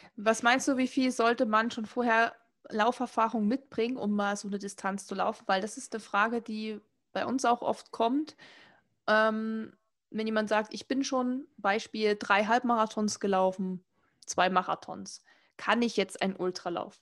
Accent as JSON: {"language": "German", "region": "Saxony", "country": "Germany", "said": "ich komme aus Sachsen, also hört man auch und kriegt man eigentlich auch nie weg"}